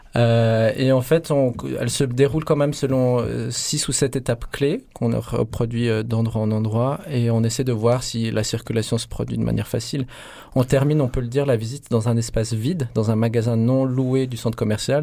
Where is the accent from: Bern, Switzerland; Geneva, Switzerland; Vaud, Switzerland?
Vaud, Switzerland; Lausanne; à Lausanne, on fait cette visite dans un centre commercial dans lequel Igor et moi on se rendait quand on était enfant